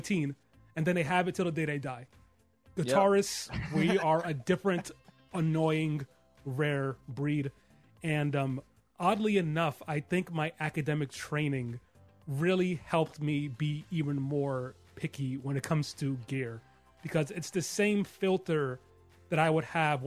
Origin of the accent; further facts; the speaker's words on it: Jersey City, New Jersey, United States; also born or lived in New York City; I was raised in Jersey City, but I was technically born in New York